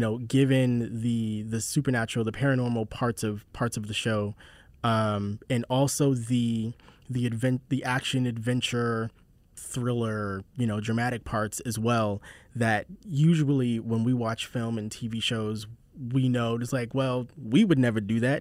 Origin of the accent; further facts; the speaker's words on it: Charleston, South Carolina, United States; I grew up in Charleston